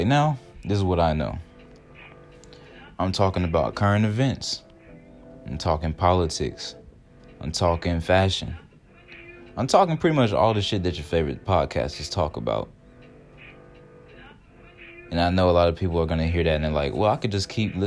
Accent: Georgia, United States; moved away as an adult; now in Ohio, United States; I'm from the South, so I love Georgia more. That's where I'm really from.

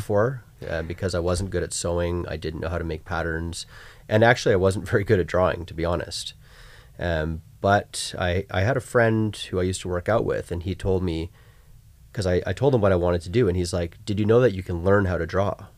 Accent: Vancouver, British Columbia, Canada; I grew up in Vancouver

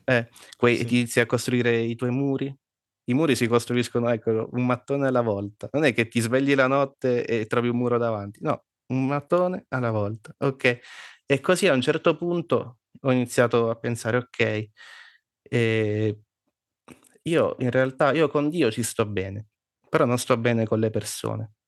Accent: Abruzzo, Italy; io sono nato sempre in Abruzzo, però i miei genitori non sono, non sono

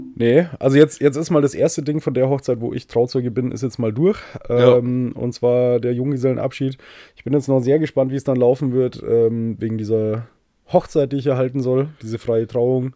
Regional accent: Bavaria, Germany; ich als Bayer

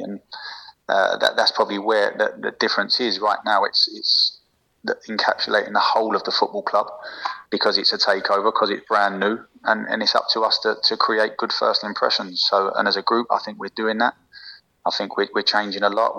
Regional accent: England, United Kingdom; moved away as an adult; now in France; I'm very naive as English people

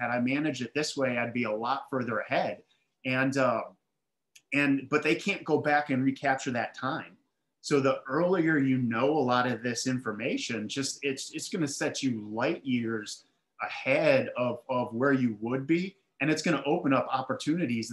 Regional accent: Milwaukee, Wisconsin, United States; now in Charlotte, United States; So I grew up in Milwaukee. I live in Charlotte, North Carolina right now, but Milwaukee, Wisconsin

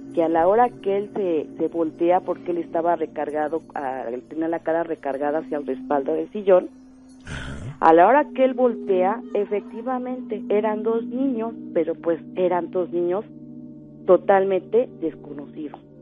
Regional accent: Xochimilco, Mexico City, Mexico; moved away as an adult; now in State of Mexico, Mexico; Yo vivo ahorita aquí en el Estado de México pero en mi juventud, mi adolescencia, este, viví en Xochimilco

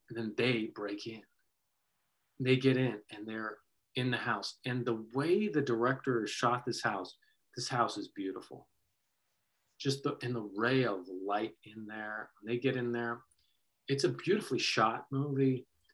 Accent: California, United States; growing up in California

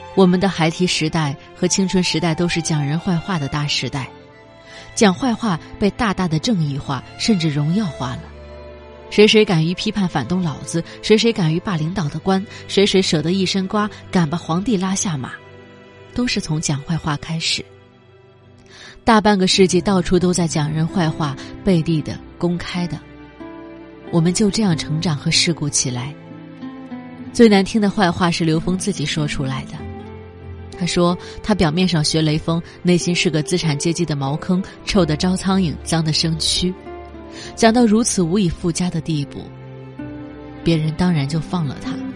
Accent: China; 我们中国人

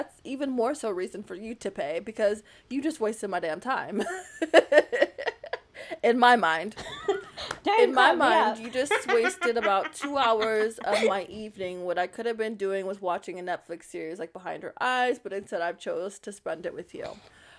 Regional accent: the South, United States; Being not only a woman, but being a Southern woman, a Southern belle, as they say, darling, I'm from the South, and so our men pay for us to do these things, honey, okay?

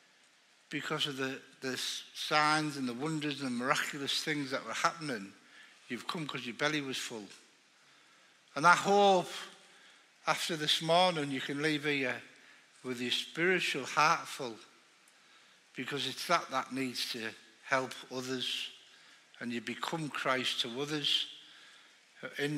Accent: Middlesbrough, North East England, United Kingdom; accent: northerner; I'm from Middlesbrough.

